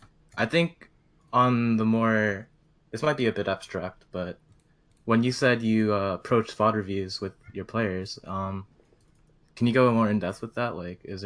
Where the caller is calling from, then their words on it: East Coast, United States; Oh, from the US East Coast.